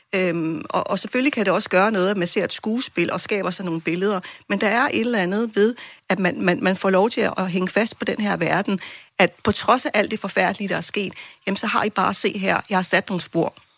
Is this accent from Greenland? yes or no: yes; Greenland; som grønlændere